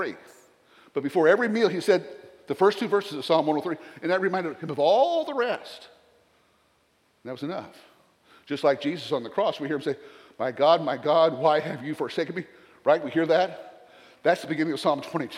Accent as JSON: {"language": "English", "region": "the South", "country": "United States", "accent": "Southern", "said": "my Southern accent"}